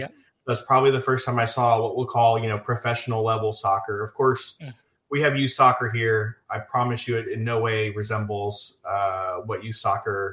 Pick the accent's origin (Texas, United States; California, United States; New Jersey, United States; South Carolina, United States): Texas, United States; Gulf Coast of; I grew up on the Gulf Coast of Texas.